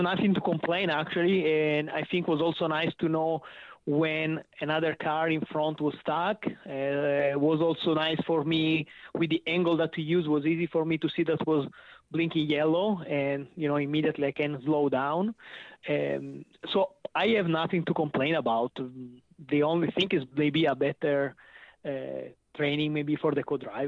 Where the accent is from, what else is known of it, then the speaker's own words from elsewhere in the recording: Chivasso, Piedmont, Italy; English is a second language; moved away as an adult; now in United States; I came from Turin, and actually my city is Chivasso, that is the city where the Lancia was. So I grew up here in the Lancia Delta testing